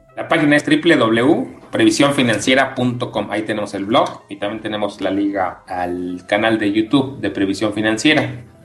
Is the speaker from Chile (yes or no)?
no; Mexico